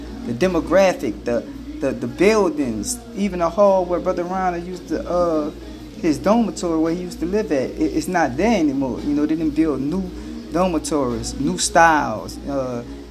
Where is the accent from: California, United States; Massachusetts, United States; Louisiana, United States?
Louisiana, United States; New Orleans; also born or lived in Houston area, Texas; now in Houston, United States; I'm born and raised in New Orleans, but I live in the Houston area